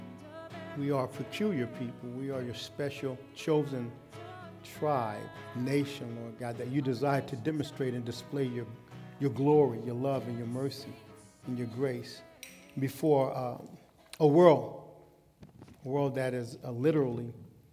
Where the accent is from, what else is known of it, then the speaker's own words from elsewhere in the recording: Los Angeles, California, United States; growing up in Los Angeles